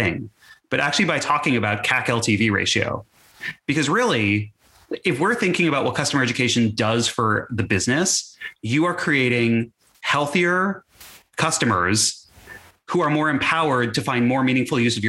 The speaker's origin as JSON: {"language": "English", "region": "Texas", "country": "United States", "tie": "born or raised there", "said": "as a teenager growing up in Texas"}